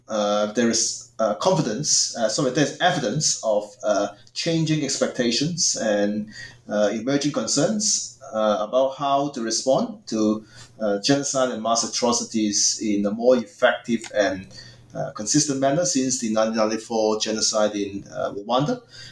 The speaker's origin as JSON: {"language": "English", "country": "Hong Kong", "tie": "born or raised there", "also_born_or_lived": "Queensland, Australia", "moved": "as an adult", "lives_now": "Dhaka, Bangladesh", "said": "And I was born and raised in Hong Kong originally."}